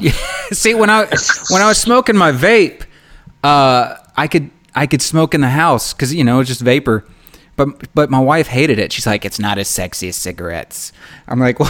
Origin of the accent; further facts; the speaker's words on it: Memphis, Tennessee, United States; we grew up in Memphis together